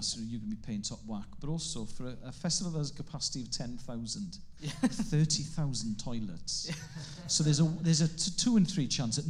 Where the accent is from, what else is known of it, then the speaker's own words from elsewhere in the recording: Carmarthen, Wales, United Kingdom; first language Welsh; English is a second language; I'm gonna place the festival in West Wales, because that's where I grew up. And the thing with growing up in Carmarthen